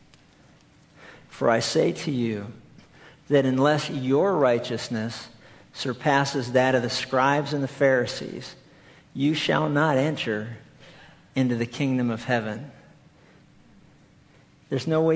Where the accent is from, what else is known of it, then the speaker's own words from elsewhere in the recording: East Coast, United States; moved away; we grew up back on the East Coast